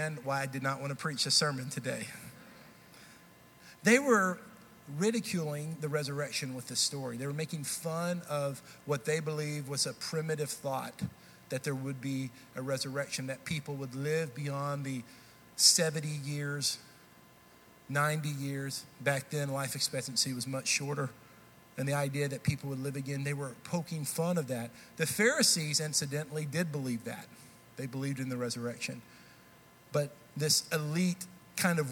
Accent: Texas, United States; now in Nashville, United States; I grew up in Texas. I've still lived up to this point more years in Texas than I have in Tennessee.

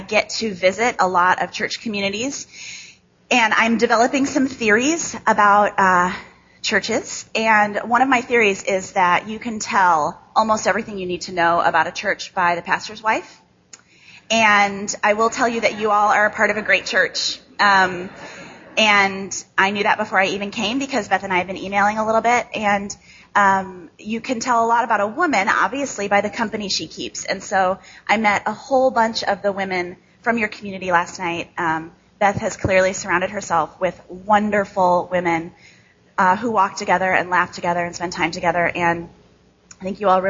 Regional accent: Chicago, Illinois, United States; accent: nasal Midwest; now in Grand Rapids, United States; I live in Grand Rapids now, but I grew up in Chicago

